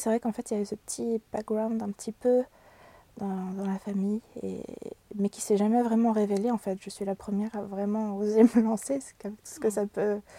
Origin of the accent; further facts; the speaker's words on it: Brittany, France; J'ai grandi en Bretagne, j'ai beaucoup bougé, mais c'est en Bretagne que je suis restée le plus longtemps.